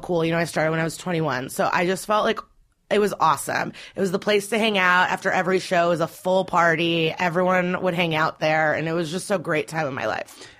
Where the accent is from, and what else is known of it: Skokie, Illinois, United States; born or raised there; also born or lived in Russia / Chicago; now in New York, United States